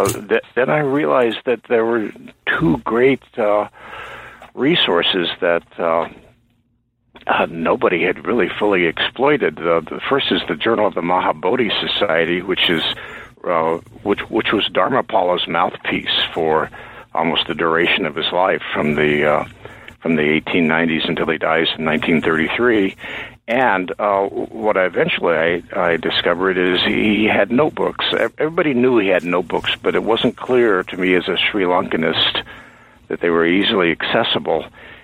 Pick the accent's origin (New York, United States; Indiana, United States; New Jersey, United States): Indiana, United States; also born or lived in Chicago; now in Maine, United States; I grew up in Indiana. I came to New England to go to college, went back to the Midwest to go to graduate school at Chicago, got a job in the state of Maine, and I've been here ever since.